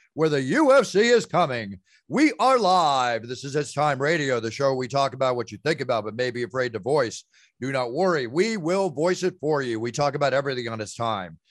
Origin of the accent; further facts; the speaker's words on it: Dallas, Texas, United States; also born or lived in Oklahoma / Philadelphia; I'm a Texas boy. I was born in Oklahoma for, lived there for nine months, you know, until I was almost one and moved to Texas